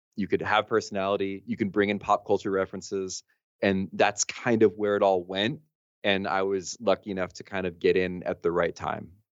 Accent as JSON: {"language": "English", "region": "New Jersey", "country": "United States", "tie": "born or raised there", "said": "I'm from Jersey originally"}